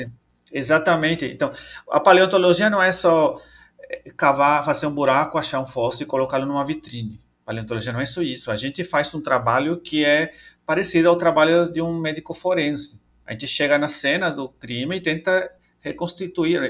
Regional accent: El Salvador; Portuguese is a second language; moved away as an adult; now in Brazil; sou natural de El Salvador, lá na América Central

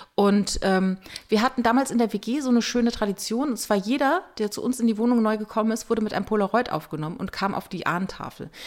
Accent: Rhineland-Palatinate, Germany; Ich komme halt aus der Pfalz.

